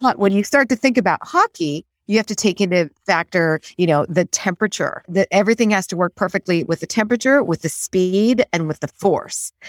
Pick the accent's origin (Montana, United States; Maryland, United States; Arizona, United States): Montana, United States; Great Falls; I grew up in Great Falls, Montana